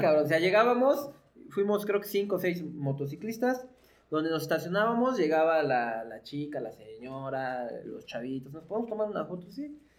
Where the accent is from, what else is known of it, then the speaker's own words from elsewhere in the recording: Tlaxcala, Mexico; Yo soy de Tlaxcala, originario de Tlaxcala, pues casi toda mi vida he, he vivido ahí